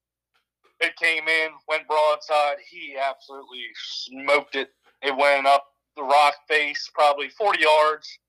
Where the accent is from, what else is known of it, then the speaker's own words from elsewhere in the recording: Western Maryland, United States; I grew up around bears in Western Maryland